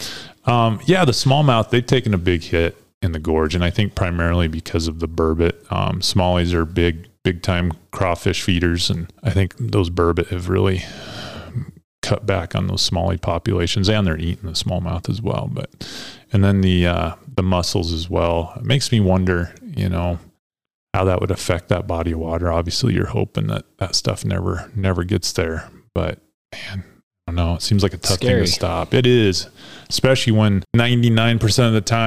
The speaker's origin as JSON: {"language": "English", "town": "Green River", "region": "Wyoming", "country": "United States", "tie": "born or raised there", "said": "I grew up in Green River"}